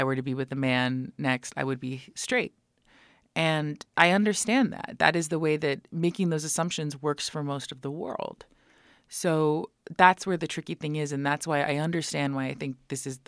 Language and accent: English; United States; as an American being raised by Iranians